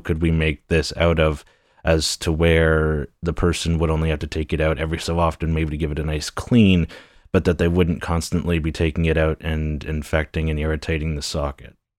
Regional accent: Newcastle, Ontario, Canada; a town of Newcastle. It used to be a village for the longest time, and I've lived here all of my life

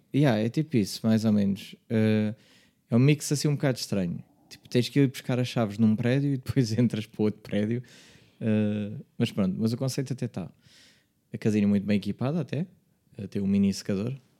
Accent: Margem Sul, Lisbon, Portugal; não sou de Lisboa, sou da margem sul

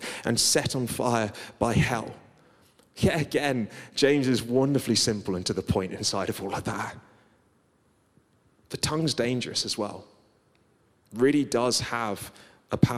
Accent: Guernsey; I grew up on Guernsey, which is kind of like island living.

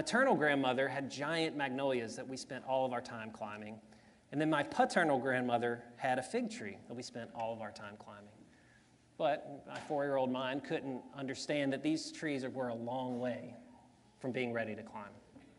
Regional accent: Zachary, Louisiana, United States; also born or lived in Baker, Louisiana; When I was about 4 years old, we moved from Baker, Louisiana to Zachary, Louisiana.

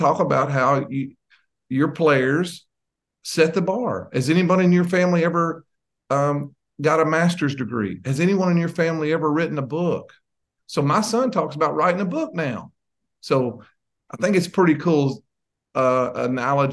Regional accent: Tenaha, Texas, United States; So I grew up in East Texas. 13 miles from the Louisiana border

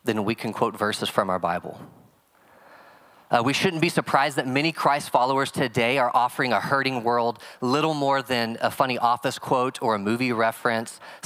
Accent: Oklahoma, United States; I'm from Oklahoma

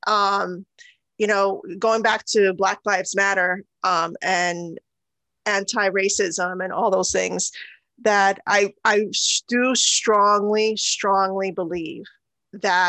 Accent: United States; also born or lived in Guyana / India (ancestry); I'm also a citizen of the United States. And I grew up here

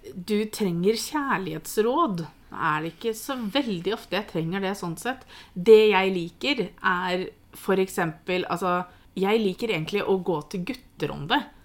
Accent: Norway

